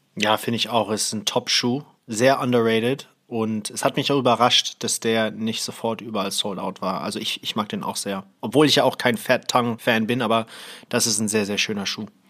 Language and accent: German; Thailand; moved away; ich bin in Thailand aufgewachsen